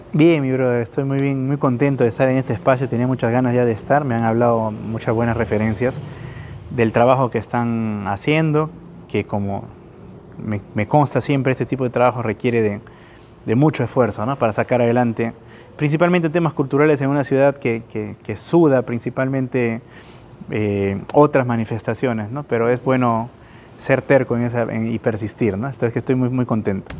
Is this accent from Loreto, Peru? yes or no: yes; Iquitos, Loreto, Peru; Soy un chico de Iquitos